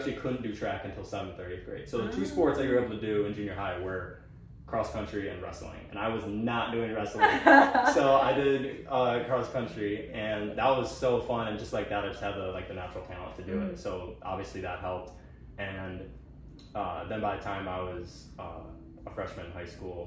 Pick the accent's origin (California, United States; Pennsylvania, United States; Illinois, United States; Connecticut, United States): Illinois, United States; moved away as an adult; I'm from Illinois.